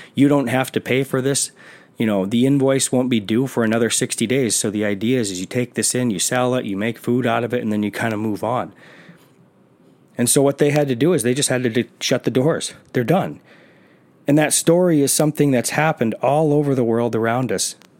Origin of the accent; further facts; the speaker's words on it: South Carolina, United States; I'm from South Carolina